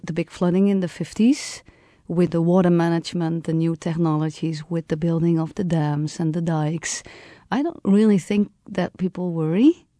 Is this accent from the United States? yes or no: no; Netherlands; English is a second language; So I grew up in the Netherlands that was part of a European Union.